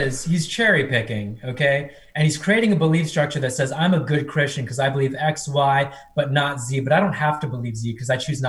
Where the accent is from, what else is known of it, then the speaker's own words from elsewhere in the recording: India; born there; as someone Indian born, India is very corrupt.